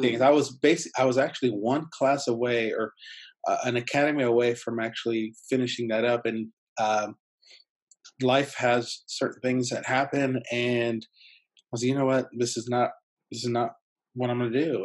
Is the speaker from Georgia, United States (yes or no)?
no; San Diego, California, United States; first language Spanish; English is a second language; I grew up in San Diego, so I did it through the school district there